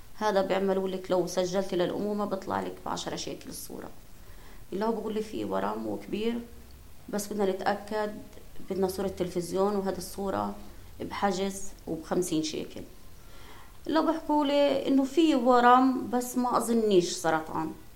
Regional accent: Gaza, Gaza Strip, Palestine; عندنا بغزه

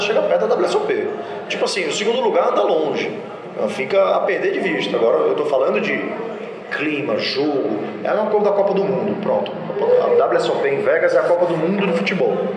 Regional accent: Brazil; como brasileiro

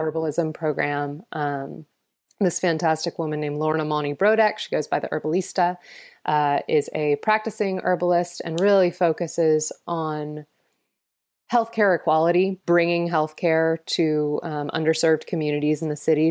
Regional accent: Atlanta, Georgia, United States; I was born in Atlanta

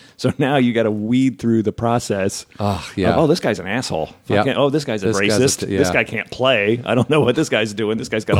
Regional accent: New Jersey, United States; also born or lived in Memphis, Tennessee; I mean, I'm Italian from Jersey, but I'm not an Italian from Jersey.

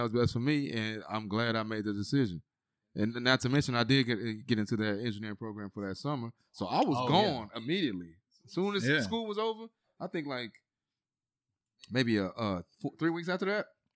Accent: Houston, Texas, United States; I'm from Worthing. I went to Worthing High School. It's in Sunnyside in Houston

